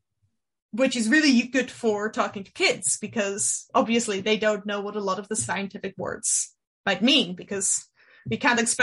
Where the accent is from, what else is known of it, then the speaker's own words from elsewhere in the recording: Netherlands; first language Dutch; English is a second language; science communication there in Dutch, which it is my native language